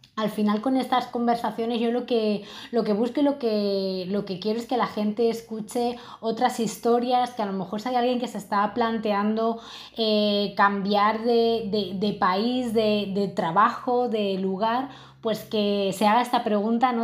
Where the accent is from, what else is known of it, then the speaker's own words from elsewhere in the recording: Madrid, Community of Madrid, Spain; now in Lisbon, Portugal; Yo ahora mismo estoy viviendo en Lisboa y bueno, yo soy de Madrid